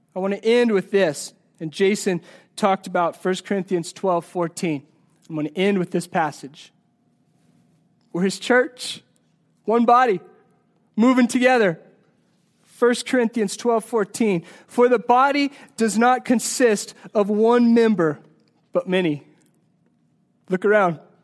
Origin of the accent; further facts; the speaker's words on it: Colorado, United States; I'm from Colorado